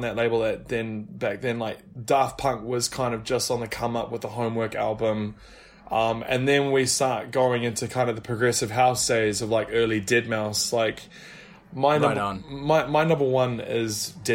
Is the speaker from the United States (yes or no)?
no; New Zealand; moved away; So I'm actually from New Zealand